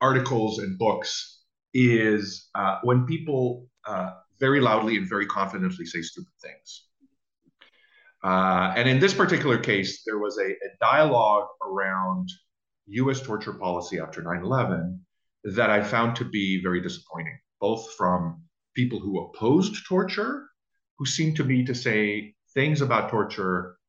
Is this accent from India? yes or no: no; Israel; moved away as an adult; now in United States; So I grew up in Israel and I spent the first 21 years of my life there